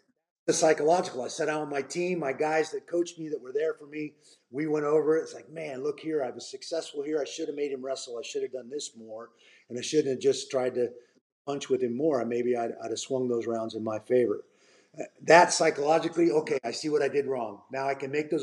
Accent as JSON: {"language": "English", "town": "Portland", "region": "Oregon", "country": "United States", "tie": "born or raised there", "said": "first time fighting in my hometown up in Portland"}